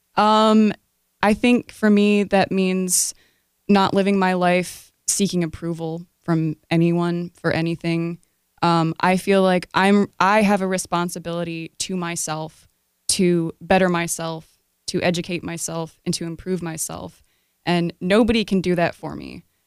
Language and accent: English; Rochester, New York, United States; I was born in Rochester, New York